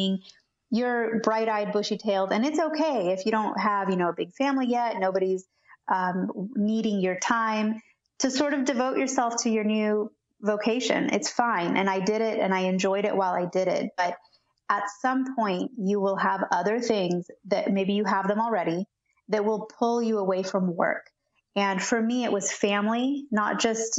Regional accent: California, United States; also born or lived in Argentina; I pretty much grew up in California

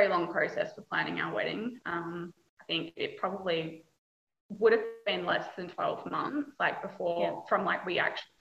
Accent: Kalgoorlie, Western Australia, Australia; now in Perth, Australia; I grew up in Kalgoorlie, which is 6 hours like east of Perth. It's a small mining town

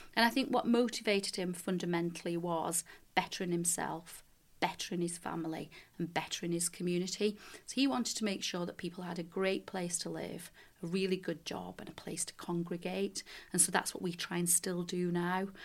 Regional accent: Leigh, North West England, United Kingdom; moved away; I'm originally from Lee in Lancashire, And I grew up there in the nineteen seventies, eighties, a bit of the nineties

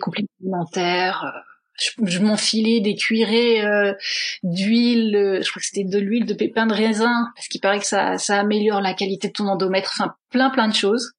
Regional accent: France; moved away as an adult; also born or lived in Netherlands / England; now in Brussels, Belgium; je suis française d'origine, mais ça fait maintenant à peu près 8-9 ans que je suis établie à Bruxelles.

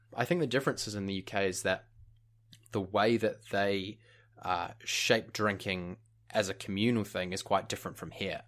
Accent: New Zealand; moved away as an adult; also born or lived in United Kingdom; growing up in New Zealand

